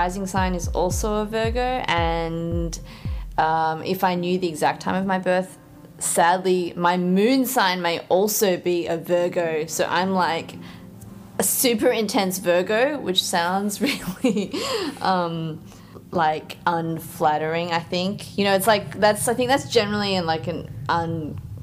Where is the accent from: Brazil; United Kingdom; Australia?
Australia; Tasmania; also born or lived in Jeonju, South Korea; now in Melbourne, Australia; I was born in Jeonju, also known as the food city of Korea, back in 1984, and adopted to a pretty small, little bit white trash town in Tasmania at the age of 3